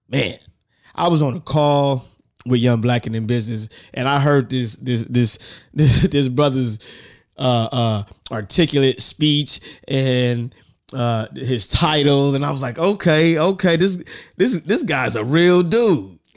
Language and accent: English; Richmond, California, United States; I'm from Richmond, California.